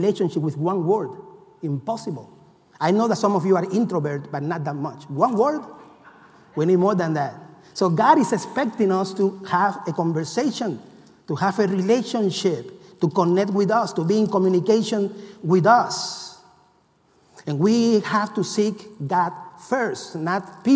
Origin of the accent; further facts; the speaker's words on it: Cuba; moved away; I come from Cuba